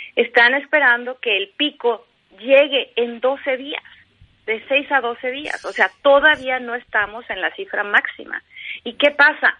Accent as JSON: {"language": "Spanish", "country": "Mexico", "moved": "as an adult", "lives_now": "California, United States", "said": "como periodista, como mexicana, como persona"}